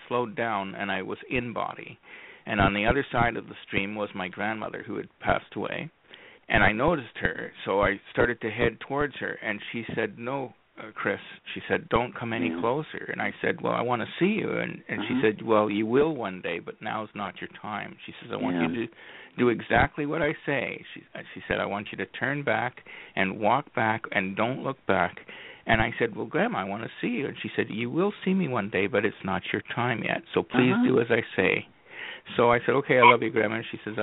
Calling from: Madoc, Ontario, Canada; I'm calling from Medoc, Ontario, Canada, which is a small town in between the big cities of Toronto and Ottawa

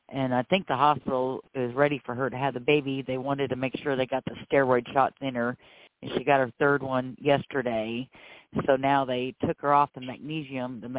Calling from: Georgia, United States; Uh, …, and I'm calling from Georgia.

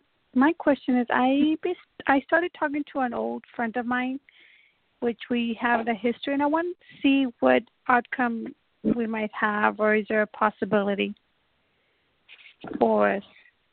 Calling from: Texas, United States; I'm calling from Texas.

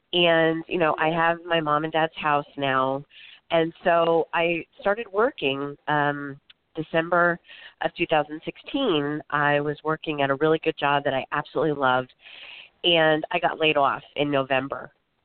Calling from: Florida, United States; I'm actually calling from Florida.

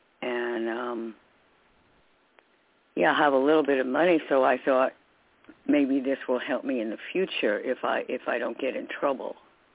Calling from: New York, United States; from New York.

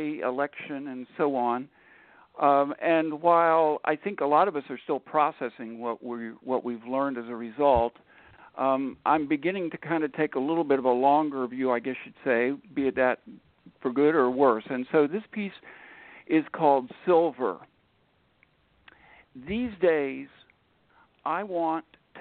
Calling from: Upper Marlboro, Maryland, United States; I'm calling in from Upper Marlboro, Maryland, which is about 15, 20 miles out of Washington, D.C.

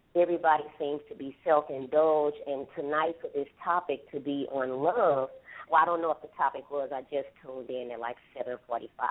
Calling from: Houston, Texas, United States; I'm calling from Houston, Texas

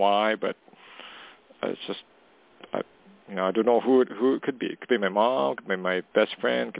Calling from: Canada; calling from Canada.

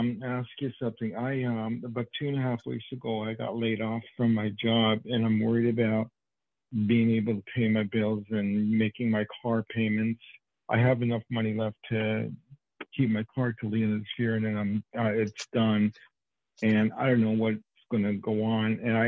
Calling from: New York, United States; I'm calling from New York. Even though it's a California number, I'm calling from New York.

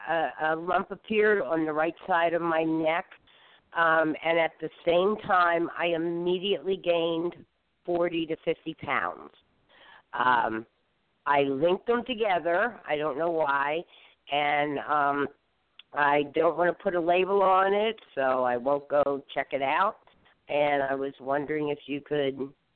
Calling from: Arizona, United States

